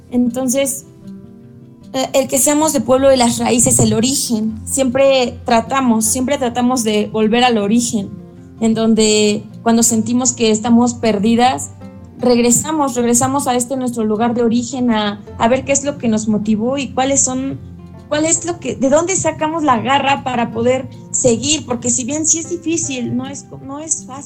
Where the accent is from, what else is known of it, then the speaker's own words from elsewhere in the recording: Hidalgo, Mexico; moved away; Mm, bueno, yo soy del estado de Hidalgo.